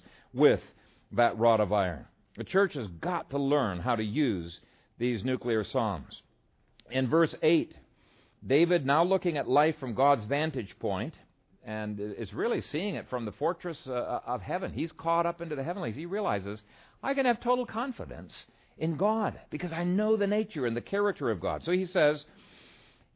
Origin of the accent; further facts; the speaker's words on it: Ethiopia; now in Omaha, United States; when we were growing up in Ethiopia